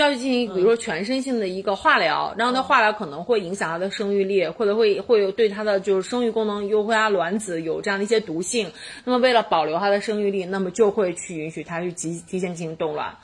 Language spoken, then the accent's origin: Chinese; China; 我们中国人